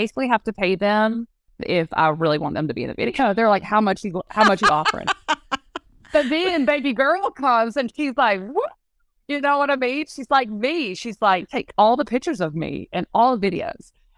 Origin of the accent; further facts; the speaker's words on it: North Carolina, United States; accent: country bumpkin; now in South Carolina, United States; I grew up in North Carolina and then I moved to South Carolina